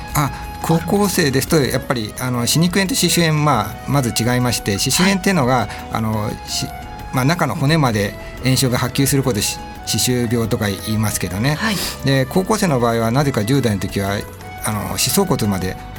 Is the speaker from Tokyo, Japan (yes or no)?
yes; Nishitokyo, Tokyo, Japan; 私は西東京市で、まあ、ほ旧保谷市で、うん、あの生まれて、えー、小学校も中学校も保谷市内の小